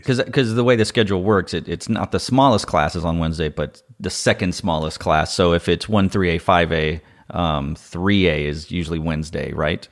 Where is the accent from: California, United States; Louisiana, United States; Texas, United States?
Texas, United States; Austin; I'm from Austin. I'm a native.